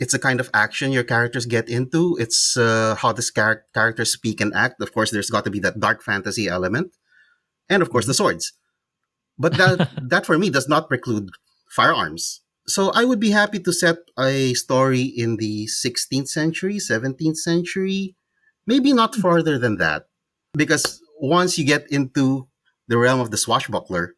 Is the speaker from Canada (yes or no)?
no; Philippines; that's where I am from. I'm a Filipino.